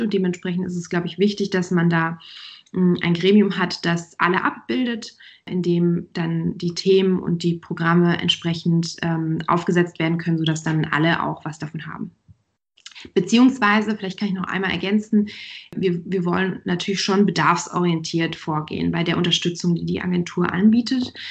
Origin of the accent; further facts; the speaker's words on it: Germany; bei uns in Deutschland